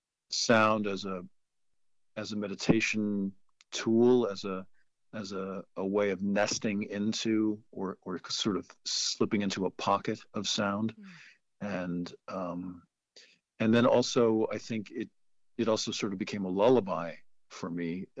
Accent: the Berkshires, Western Massachusetts, United States; also born or lived in New York City, New York; I grew up in New York City in the 70s, and then I moved to the Berkshires in Western Massachusetts when I was about 8 or so

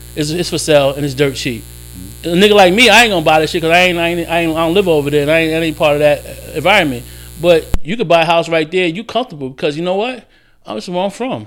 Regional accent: Jersey City, New Jersey, United States; moved away; also born or lived in Florida / Charlotte; I grew up in Jersey City

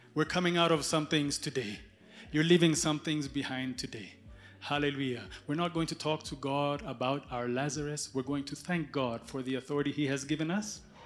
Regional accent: Ethiopia; moved away; I was born in Ethiopia.

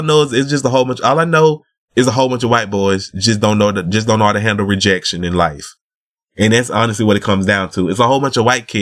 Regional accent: the South, United States; I'm from the South

